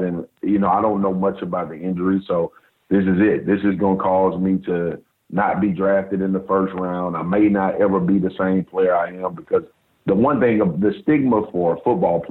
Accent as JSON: {"language": "English", "town": "Baton Rouge", "region": "Louisiana", "country": "United States", "tie": "born or raised there", "said": "I grew up in South Baton Rouge."}